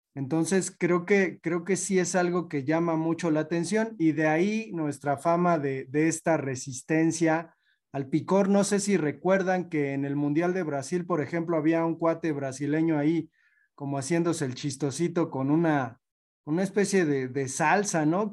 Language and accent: Spanish; Mexico; como mexicanos